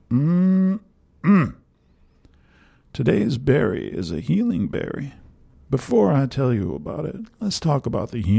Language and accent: English; Washington, United States; In my home state of Washington